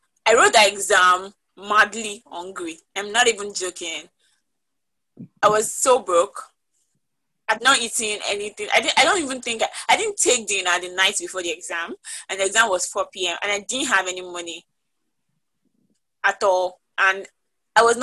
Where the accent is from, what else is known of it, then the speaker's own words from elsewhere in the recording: Ekiti, Nigeria; I'm from Ekiti State